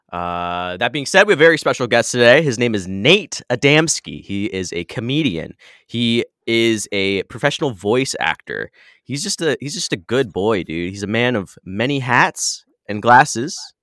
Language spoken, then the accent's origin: English; Michigan, United States; now in San Diego, United States; I grew up in Michigan